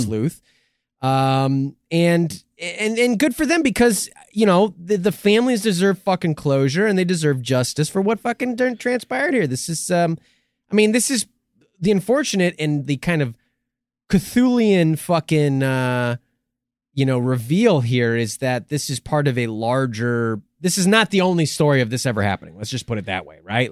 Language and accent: English; United States; we're American